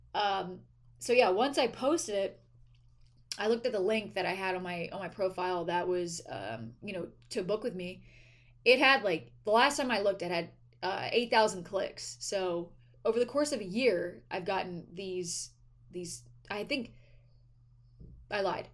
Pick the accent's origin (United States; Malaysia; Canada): United States; East Coast; moved away as an adult; also born or lived in Delaware; now in California, United States; I'm from the East Coast. I used to live on the East Coast